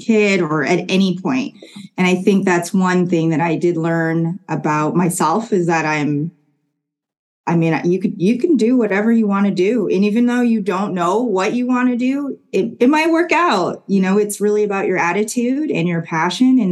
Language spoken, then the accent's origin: English; Kitchener, Ontario, Canada; we grew up in Kitchener, Waterloo